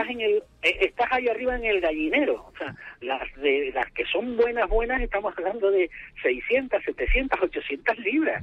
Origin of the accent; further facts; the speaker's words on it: Spain; now in Sheffield, United Kingdom; somos españoles y tenemos hijos